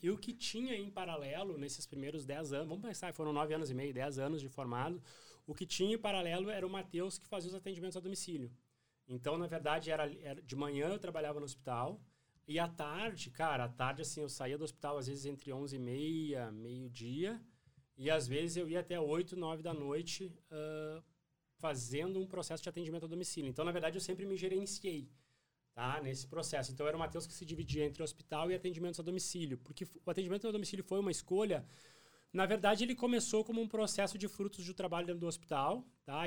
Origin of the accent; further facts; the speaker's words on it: Cachoeira do Sul, Rio Grande do Sul, Brazil; moved away as an adult; also born or lived in Porto Alegre; now in Santa Maria, Brazil; eu sou natural de Cachoeira do Sul